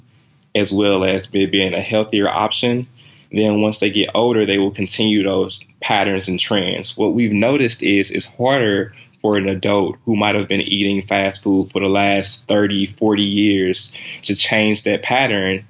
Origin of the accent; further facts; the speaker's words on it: St. Louis, Missouri, United States; I'm from, actually born and raised in St. Louis, Missouri